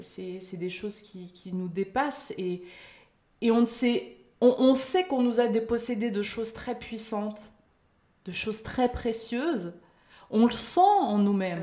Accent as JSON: {"language": "French", "country": "France", "tie": "born or raised there", "said": "Certes, je suis née en France, j'ai vécu en France"}